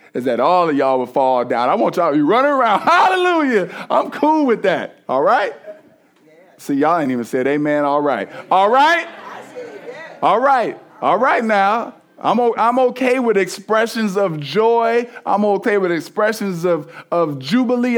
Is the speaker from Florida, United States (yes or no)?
no; East Cleveland, Ohio, United States; I'm from East Cleveland originally, all, like, all black hood